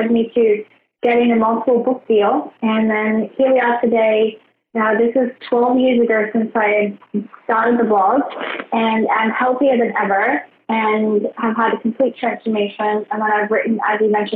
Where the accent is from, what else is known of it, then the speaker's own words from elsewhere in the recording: Australia; also born or lived in Brisbane; So I grew up in Australia. I grew up in Outback Australia.